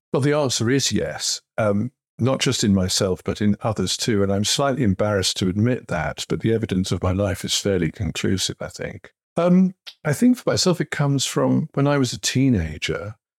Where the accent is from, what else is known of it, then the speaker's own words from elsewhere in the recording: Kettering, East Midlands, United Kingdom; I grew up in Kettering in the 1960s and 70s